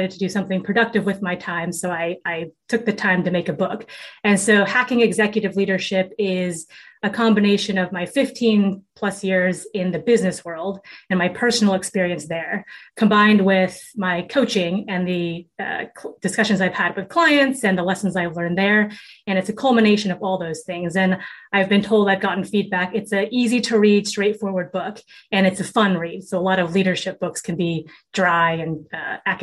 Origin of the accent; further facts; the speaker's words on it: Seattle, Washington, United States; I grew up in Seattle, Washington.